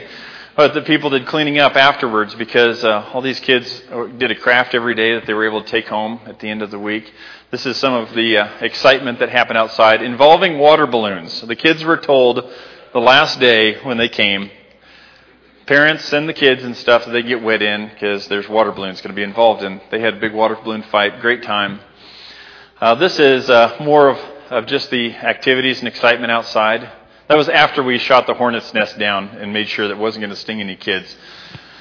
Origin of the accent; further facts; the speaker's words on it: Libby, Montana, United States; moved away; my hometown of Libby, Montana